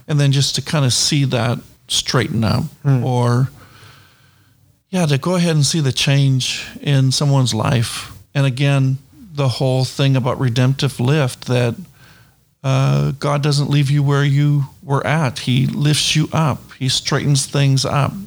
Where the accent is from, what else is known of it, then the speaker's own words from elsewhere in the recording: New Brunswick, Canada; moved away; I came from or come from New Brunswick, Canada